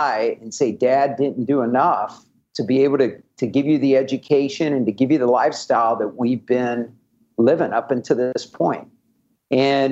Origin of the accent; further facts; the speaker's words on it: Kansas City, United States; moved away; I'm from Kansas City originally